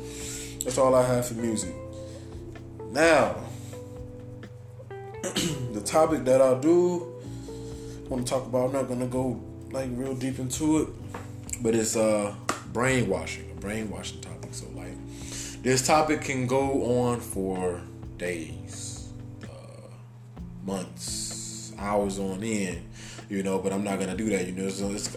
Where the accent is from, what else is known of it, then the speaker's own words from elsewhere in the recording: Chicago, Illinois, United States; y'all know I'm from Chicago